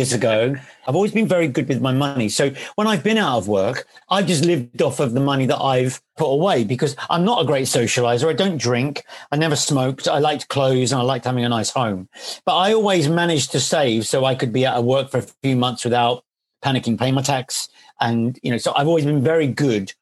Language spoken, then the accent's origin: English; London, United Kingdom; I come from East London. I was born in East Ham.